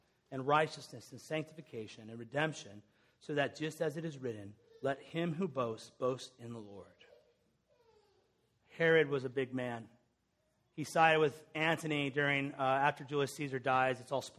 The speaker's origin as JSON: {"language": "English", "town": "Lawrenceburg", "region": "Indiana", "country": "United States", "tie": "born or raised there", "said": "I'm from Lawrenceburg, Indiana. Anyone spent a week in there? Grew up across the street from Seagram's Whiskey."}